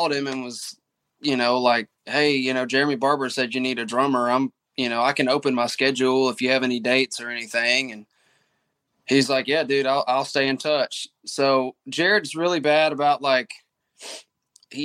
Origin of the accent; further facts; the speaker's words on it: Mississippi, United States; I'm from Mississippi